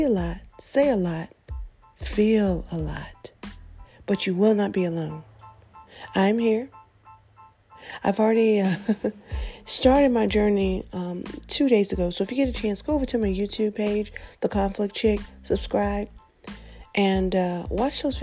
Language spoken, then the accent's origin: English; Nashville, Tennessee, United States; I grew up in the United States, born in the city of Nashville, located in the state of Tennessee